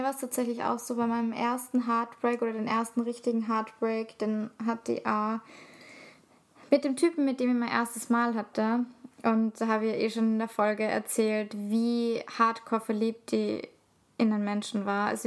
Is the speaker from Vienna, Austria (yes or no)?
no; Salzburg, Austria; Also, ich komme aus der Stadt, aber Salzburg ist halt ein Dorf.